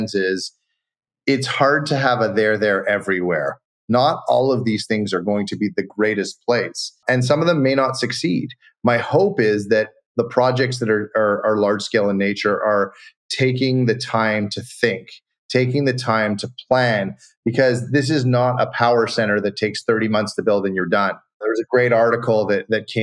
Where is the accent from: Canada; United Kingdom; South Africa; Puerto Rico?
Canada; Montreal, Quebec; also born or lived in California / Colorado / Florida / French Alps; now in Toronto, Canada; I grew up in Montreal, which is a much smaller city